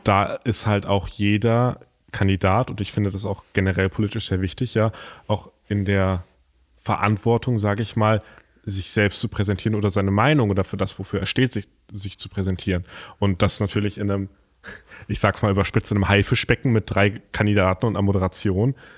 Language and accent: German; Lauterbach, Hesse, Germany; Ich komme ja aus Lauterbach